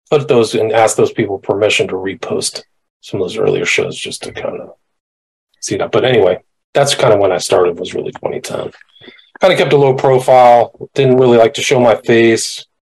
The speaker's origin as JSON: {"language": "English", "town": "Omaha", "region": "Nebraska", "country": "United States", "tie": "born or raised there", "also_born_or_lived": "California", "moved": "yes", "lives_now": "Los Angeles, United States", "said": "I was actually born in Omaha, Nebraska."}